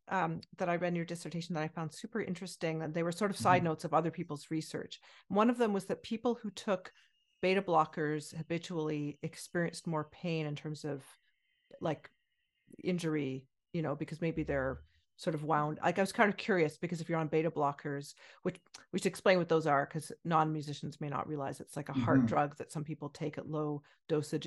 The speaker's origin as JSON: {"language": "English", "town": "Ottawa", "region": "Ontario", "country": "Canada", "tie": "born or raised there", "also_born_or_lived": "Indiana, United States", "said": "I grew up in Ottawa"}